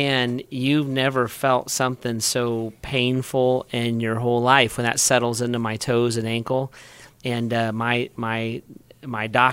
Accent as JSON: {"language": "English", "town": "Beavercreek", "region": "Ohio", "country": "United States", "tie": "born or raised there", "moved": "yes", "said": "I grew up in Beaver Creek"}